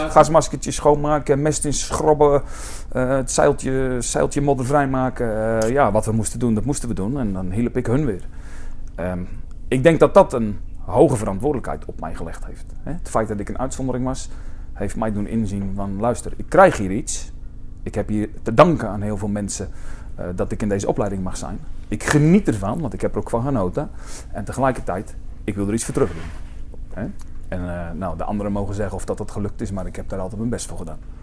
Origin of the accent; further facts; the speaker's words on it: Alblasserdam, South Holland, Netherlands; ik kwam uit Alblasserdam